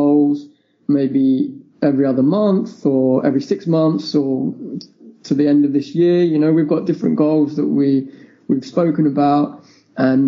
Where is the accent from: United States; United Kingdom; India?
United Kingdom; England; we are from England